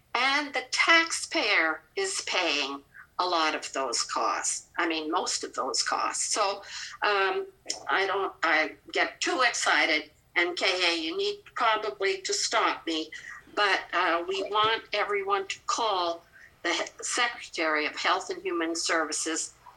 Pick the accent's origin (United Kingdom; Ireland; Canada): Canada; accent: Canadian; now in Kentucky, United States; I've been in Kentucky since 1975, but you can hear my Canadian accent.